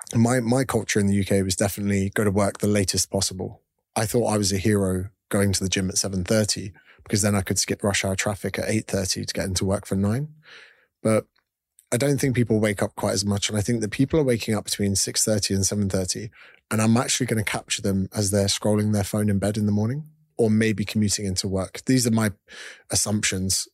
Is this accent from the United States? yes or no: no; United Kingdom; moved away as an adult; also born or lived in Australia; Being a Brit overseas